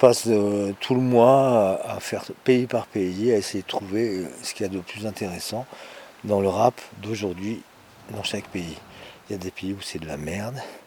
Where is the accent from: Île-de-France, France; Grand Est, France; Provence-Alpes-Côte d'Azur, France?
Île-de-France, France; Paris; en tant que Parisien, Parisienne